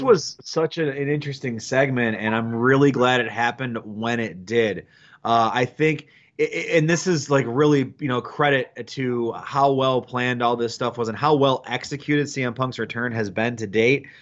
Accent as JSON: {"language": "English", "town": "Detroit", "region": "Michigan", "country": "United States", "said": "I'm from Detroit"}